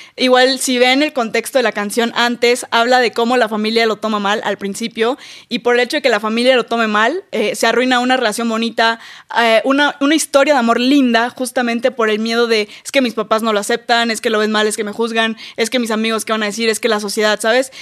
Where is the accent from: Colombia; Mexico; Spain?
Mexico; Campeche; yo soy de Campeche, que es un lugar muy chiquito